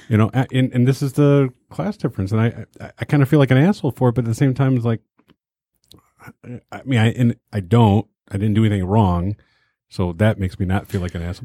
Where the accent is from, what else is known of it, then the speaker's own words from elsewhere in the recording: Detroit, Michigan, United States; I grew up in Detroit.